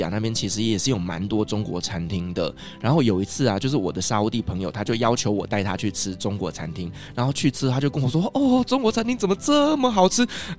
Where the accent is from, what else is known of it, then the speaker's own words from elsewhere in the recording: Taiwan; 我们台湾人能接受的